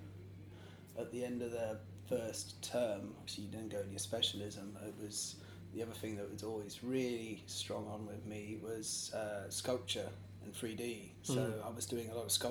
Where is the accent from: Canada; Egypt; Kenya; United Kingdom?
United Kingdom; Bridport, South West England; moved away; Originally, I'm from Dorset, a place called Bridport